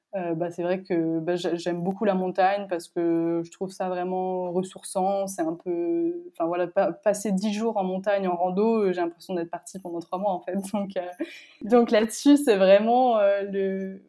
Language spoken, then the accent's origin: French; France; also born or lived in Paris; moi je suis française